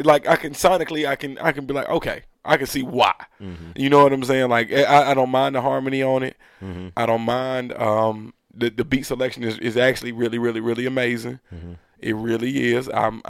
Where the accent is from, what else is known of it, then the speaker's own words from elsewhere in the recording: the South, United States; nah, I'm a Southerner and I don't like it up north.